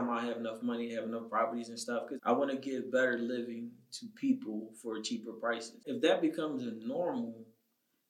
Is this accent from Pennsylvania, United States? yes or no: yes; Philadelphia, Pennsylvania, United States; I'm born and raised in Philly